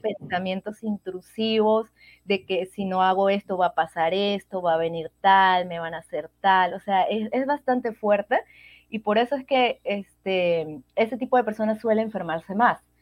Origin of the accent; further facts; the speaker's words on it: Venezuela; moved away as an adult; now in Peru; yo soy de Venezuela y actualmente vivo en Perú, ya tengo casi cinco años y medio en este hermoso país